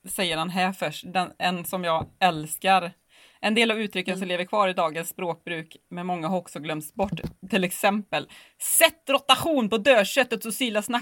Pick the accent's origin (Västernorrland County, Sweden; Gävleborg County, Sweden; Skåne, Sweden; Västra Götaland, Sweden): Västra Götaland, Sweden; Borås; Nej, jag är ju inte från Göteborg